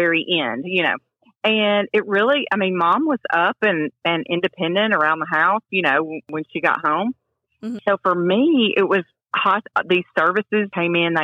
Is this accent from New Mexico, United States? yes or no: no; Jackson, Tennessee, United States; I'm from Jackson